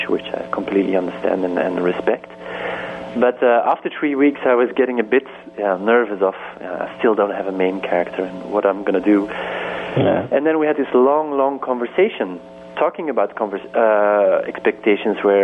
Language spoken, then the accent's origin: English; Belgium; growing up in Belgium